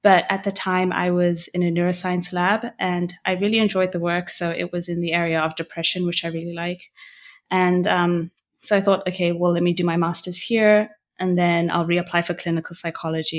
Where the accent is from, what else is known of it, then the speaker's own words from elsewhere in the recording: Botswana; moved away as an adult; now in Montreal, Canada; I am from Botswana, born and raised. I currently live in Montreal in Canada.